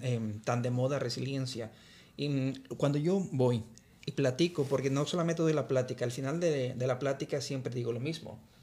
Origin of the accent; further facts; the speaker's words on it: Guanajuato, Mexico; moved away as an adult; now in United States; viajo regularmente a mi ciudad natal, la tierra Guanajuato